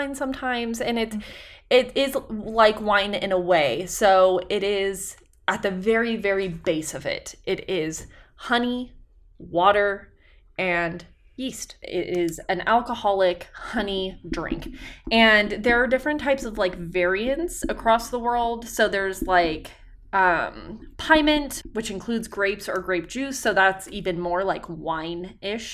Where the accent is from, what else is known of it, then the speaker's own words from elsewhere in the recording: Idaho, United States; We're from a large state with very few people.